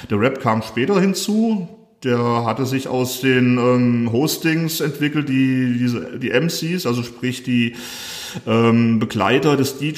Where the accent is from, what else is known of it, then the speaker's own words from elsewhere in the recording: Fulda, Hesse, Germany; Ich komme sogar aus Fulda, bin ich wie andere vielleicht hergezogen oder wegen Studium äh, etc. hier in Fulda gelandet, sondern komme ursprünglich aus Fulda direkt.